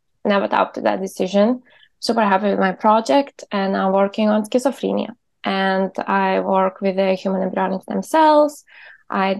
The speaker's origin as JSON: {"language": "English", "country": "Lithuania", "also_born_or_lived": "Berlin, Germany", "moved": "as an adult", "lives_now": "Copenhagen, Denmark", "said": "I am from Lithuania and I graduated genetics bachelor's from Vilnius University"}